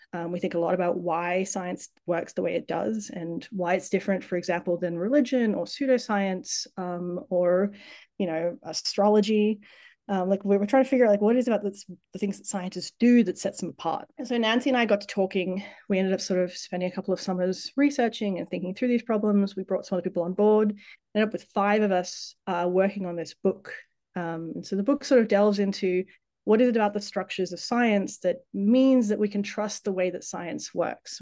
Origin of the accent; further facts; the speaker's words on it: Tasmania, Australia; moved away as an adult; also born or lived in Sydney, Australia / San Diego, United States; growing up in Tassie, my parents were both biologists. Um, they moved to Tasmania to work for CSIRO